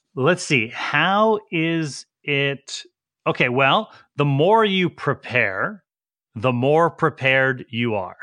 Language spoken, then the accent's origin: English; Woodbridge, Connecticut, United States; also born or lived in New Haven, Connecticut; I was born in New Haven, Connecticut, um, and lived in a suburb, uh, of New Haven called Woodbridge my entire pre-adult life.